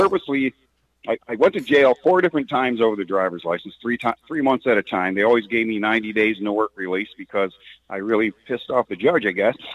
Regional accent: Detroit, Michigan, United States; I grew up in Detroit

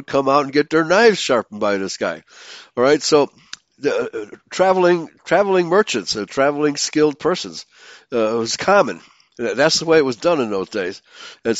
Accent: Chicago, Illinois, United States; growing up in Chicago

